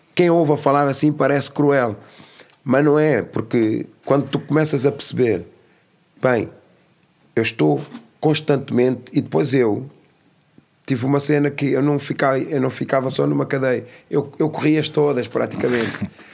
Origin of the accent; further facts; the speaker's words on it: Amadora, Lisbon, Portugal; also born or lived in São Tomé and Príncipe; nasci em São Tomé Príncipe. vim para, para a Cova da Moura com dois anos de idade.